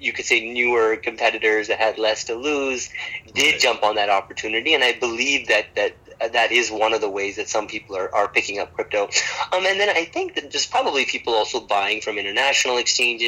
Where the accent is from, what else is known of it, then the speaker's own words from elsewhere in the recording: Canada; moved away as an adult; now in Bangalore, India; I'm originally from Canada, and my parents are from India, so I visited India quite often growing up.